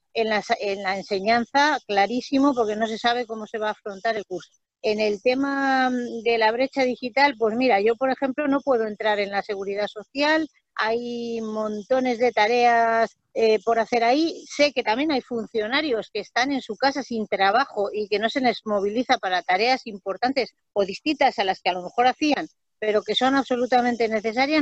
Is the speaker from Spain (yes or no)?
yes; Extremadura, Spain; yo soy extremeña